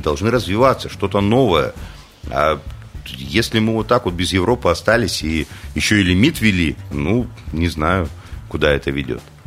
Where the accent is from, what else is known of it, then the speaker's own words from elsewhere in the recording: Krasnoyarsk, Krasnoyarsk Krai, Russia; я даже как красноярец